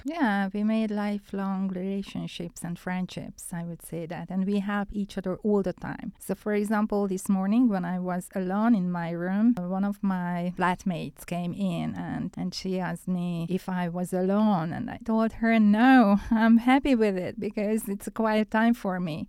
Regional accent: Budapest, Hungary; English is a second language; I'm from Hungary, and I'm from Budapest

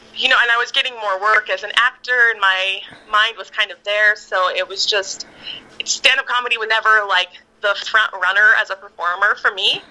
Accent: Victorville, California, United States; also born or lived in Apple Valley, California / Hesperia, California; now in Los Angeles, United States; I was born in Apple Valley and went to school in Hesperia. Eventually, we settled in Victorville. And then I moved from Victorville to LA at 18.

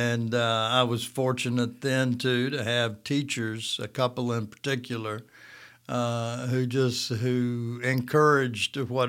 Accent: Russellville, Alabama, United States; also born or lived in Haleyville, Alabama; Russellville's my hometown.

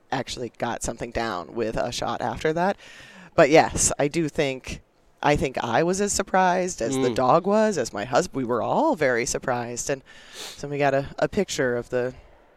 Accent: Casper, Wyoming, United States; I grew up in Casper, Wyoming, so central Wyoming

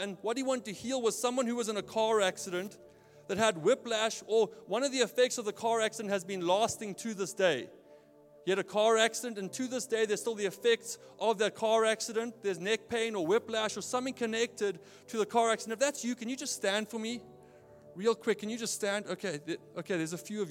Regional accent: South Africa; moved away as an adult; now in Portland, United States; I grew up in Neisner, by the way. That's why I don't sound American.

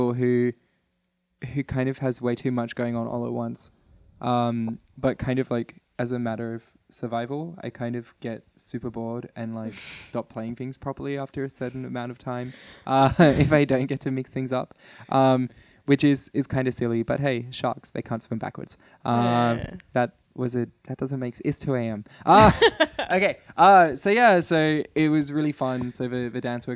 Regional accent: Adelaide, South Australia, Australia; I'm from Adelaide, Australia.

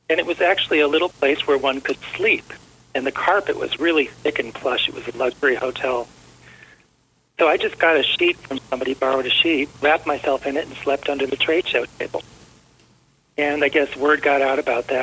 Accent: Cleveland, Ohio, United States; moved away; also born or lived in Colorado; I'm from Cleveland

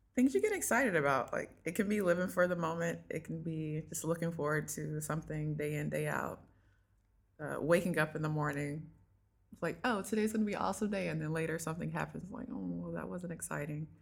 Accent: North Augusta, South Carolina, United States; moved away; I am originally from North Augusta, South Carolina

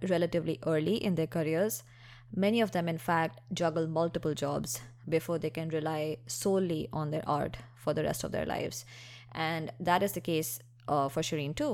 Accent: India; moved away; I grew up in India

